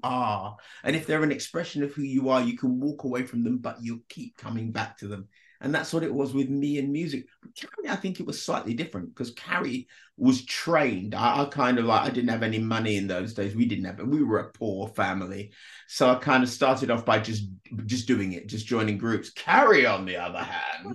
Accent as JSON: {"language": "English", "country": "United Kingdom", "tie": "born or raised there", "also_born_or_lived": "Jamaica", "said": "I arrived in Britain when I was three from Jamaica"}